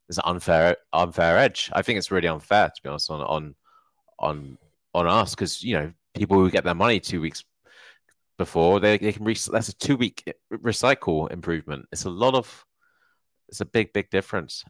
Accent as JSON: {"language": "English", "area": "Hertfordshire", "region": "East of England", "country": "United Kingdom", "moved": "yes", "said": "I'm originally from Hertfordshire"}